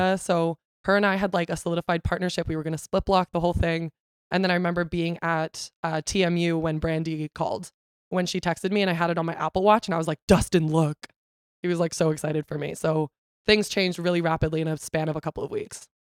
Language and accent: English; Canada; also born or lived in Ontario; I'm a Canadian citizen, not a Brazilian citizen